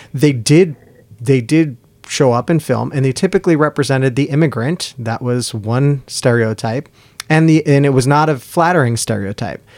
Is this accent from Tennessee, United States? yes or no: no; New York, United States; the different places we're growing up, and growing up in New York